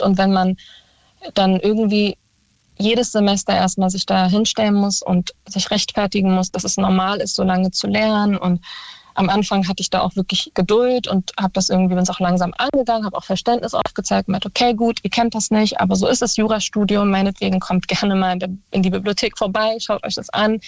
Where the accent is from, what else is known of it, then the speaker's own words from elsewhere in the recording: Berlin, Germany; ich komme aus Berlin und war im Tiergarten auf einer Schule